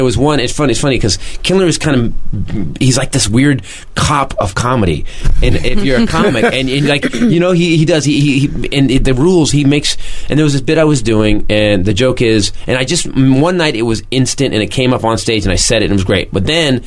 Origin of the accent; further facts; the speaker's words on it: Fremont, California, United States; my hometown, Fremont, California